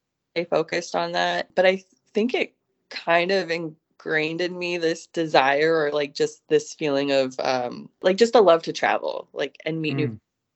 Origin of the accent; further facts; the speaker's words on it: Austin, Texas, United States; when people ask me what my hometown is, I usually say Austin, Texas, because I went to school there for most of my schooling.